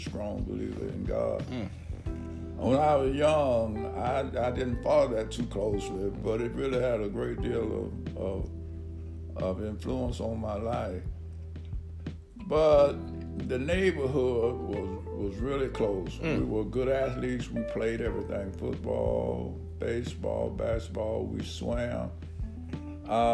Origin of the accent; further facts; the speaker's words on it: Atlanta, Georgia, United States; I'm from the Atlanta area, and I'm from the Pittsburgh area in Atlanta